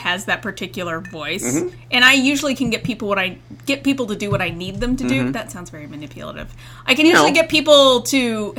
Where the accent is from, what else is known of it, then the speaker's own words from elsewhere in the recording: Indiana, United States; moved away; growing up in Indiana